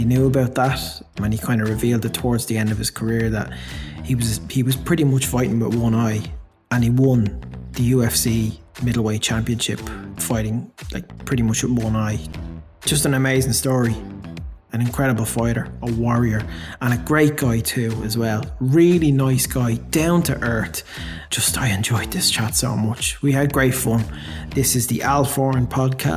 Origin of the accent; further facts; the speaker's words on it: Ireland; I'm Irish